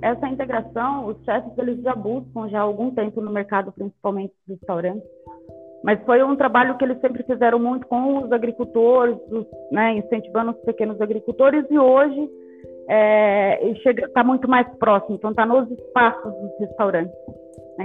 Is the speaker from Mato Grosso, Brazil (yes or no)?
yes; Alta Floresta, Mato Grosso, Brazil; moved away as an adult; now in São Paulo, Brazil; eu sou do interior de Alta Floresta, Mato Grosso, então desde muito pequena, sempre na, na roça com os meus pais